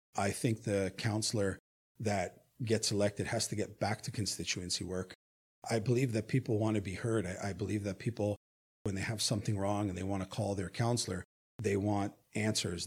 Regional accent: Hamilton, Ontario, Canada; I am born and raised in Hamilton

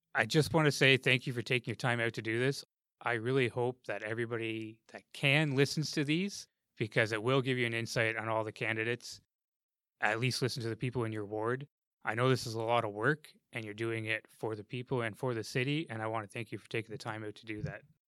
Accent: Ottawa, Ontario, Canada; now in Hamilton, Canada; I grew up in Ottawa, actually, where their transit system, their bus system is fantastic

